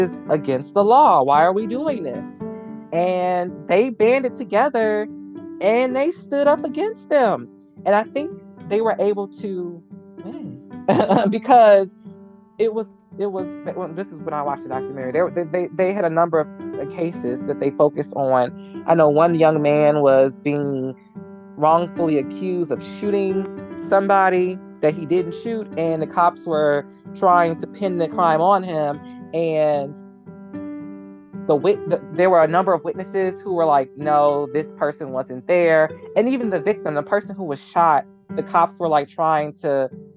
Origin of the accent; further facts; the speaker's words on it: United States; as an American